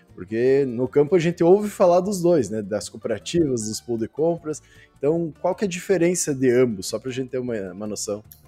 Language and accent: Portuguese; South Region, Brazil; nós que viemos lá do Sul